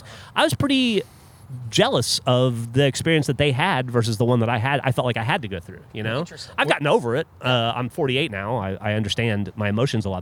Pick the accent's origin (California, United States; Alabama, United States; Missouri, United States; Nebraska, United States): Alabama, United States; moved away as an adult; now in Austin, United States; I grew up in Alabama.